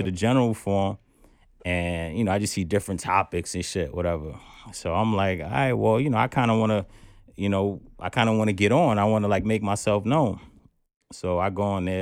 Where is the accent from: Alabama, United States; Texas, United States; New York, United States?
New York, United States; New York City; I'm originally from the Bronx. You know, shout out Co-op City. Mm-hmm. That's my block that I grew up on.